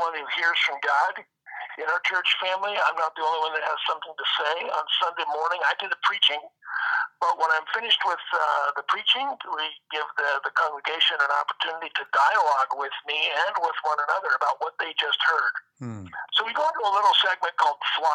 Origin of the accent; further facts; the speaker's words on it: Seattle, Washington, United States; also born or lived in Fairbanks, Alaska / California; I was born in Fairbanks, Alaska. We moved to Seattle here so that my mother could do the Romper Room television show out of Tacoma, Washington. She did it in Fairbanks for a little while, so she was on television for quite a while here. Grew up here in the Seattle area, Pacific Northwest